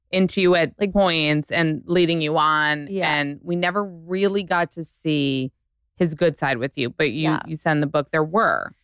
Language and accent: English; New York City, New York, United States; I grew up in New York City